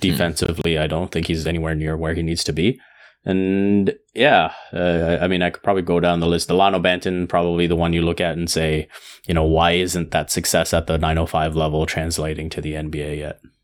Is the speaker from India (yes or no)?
yes; India; being Indian